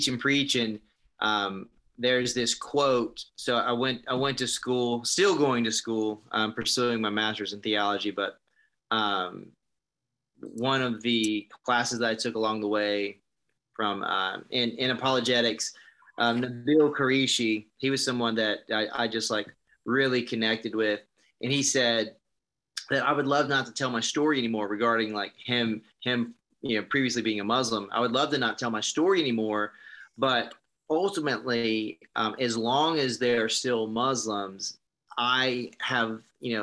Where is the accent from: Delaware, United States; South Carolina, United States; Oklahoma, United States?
South Carolina, United States; moved away; also born or lived in California; I grew up in South Carolina, so in the middle of the Bible Belt.